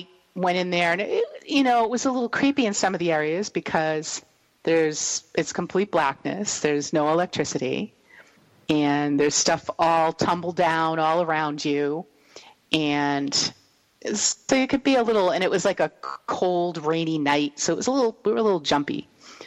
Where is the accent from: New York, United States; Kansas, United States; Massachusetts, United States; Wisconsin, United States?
Massachusetts, United States; East Bridgewater; I come from East Bridgewater